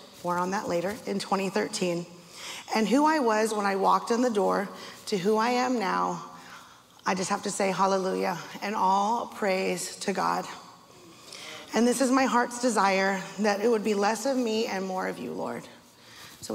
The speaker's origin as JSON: {"language": "English", "town": "Castro Valley", "region": "California", "country": "United States", "tie": "born or raised there", "said": "I was born in Castro Valley, California, to Mitchell and Christine"}